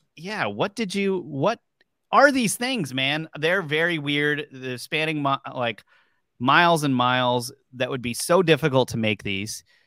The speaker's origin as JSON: {"language": "English", "town": "Warwick", "region": "Rhode Island", "country": "United States", "tie": "born or raised there", "said": "across the pond from the Bridgewater Triangle is basically where I grew up, you know, the, the Warwick area."}